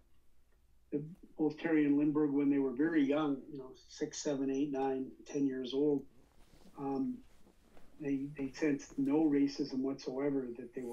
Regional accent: Toronto, Ontario, Canada; where I grew up in Scarborough

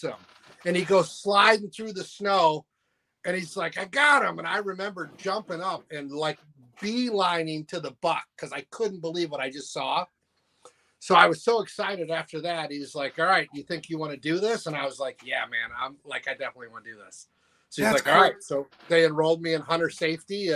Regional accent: Poynette, Wisconsin, United States; also born or lived in Chicago, Illinois; I grew up on Poinette Lake, Wisconsin

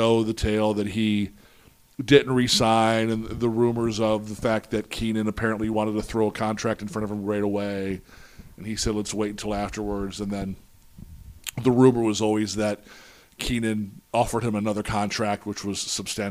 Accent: St. Louis, Missouri, United States; when I come home for breaks and summer vacation, my job was I worked at a now defunct sports apparel store that was in tons of malls in St. Louis

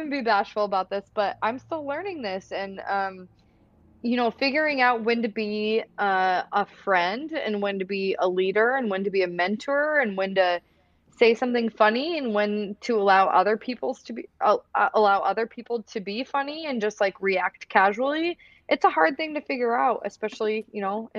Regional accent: Iowa, United States; I grew up in Iowa. I come from a farming family

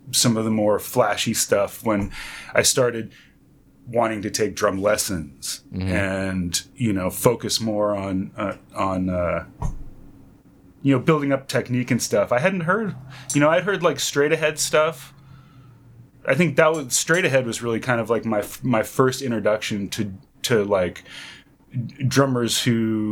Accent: North Bay Area, San Francisco Bay Area, California, United States; I'm from the San Francisco Bay Area, originally from North Bay Area

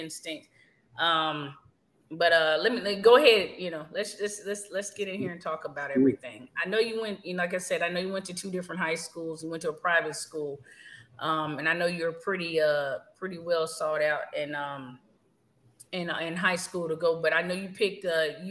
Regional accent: Texas, United States; I'm from Texas.

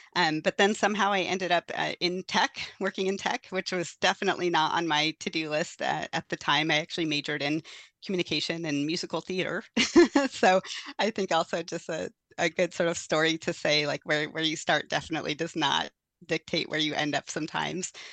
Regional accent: Forks, Washington, United States; moved away; also born or lived in Fort Hall, Idaho; I actually grew up in the Quileute Reservation, though, in, uh, located by Forks, Washington

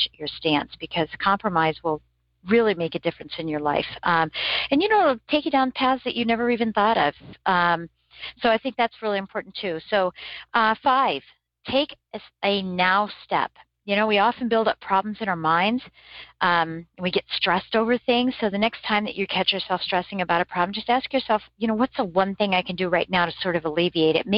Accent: Michigan, United States

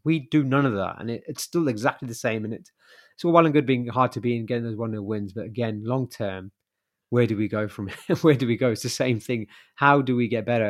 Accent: Birmingham, West Midlands, United Kingdom; being a Brummie

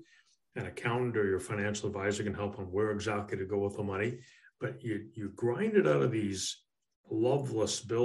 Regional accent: Canada; moved away as an adult; now in United States; In my native Canada

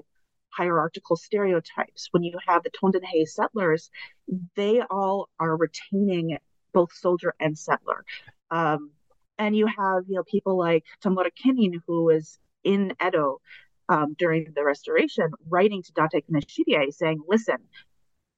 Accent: United States; also born or lived in Iwanuma, Japan; as an American traveling abroad. Like, it's hard to realize that I'm American until you're somewhere where no one else is American

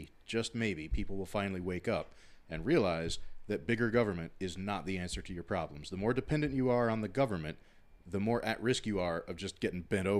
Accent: Kentucky, United States; moved away; I grew up in Kentucky in a small town. All my family still lives in small places in Kentucky.

